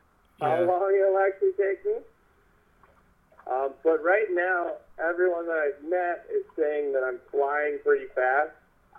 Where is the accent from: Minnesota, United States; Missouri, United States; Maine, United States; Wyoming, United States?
Minnesota, United States; Mankato; I am from Mankato, Minnesota.